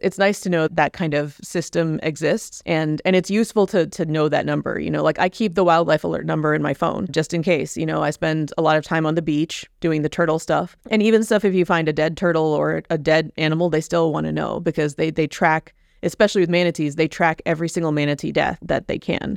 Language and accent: English; Indiana, United States; now in Key Biscayne, United States; I grew up in Indiana